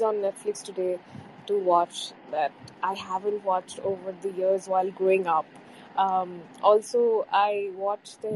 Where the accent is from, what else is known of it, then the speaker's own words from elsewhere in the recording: Bangladesh; I'm from Bangladesh, by the way, the neighboring country